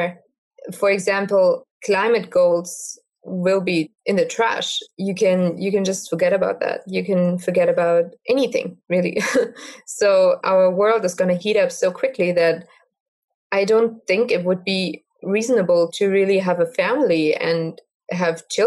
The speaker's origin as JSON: {"language": "English", "country": "Germany", "said": "I am from Germany"}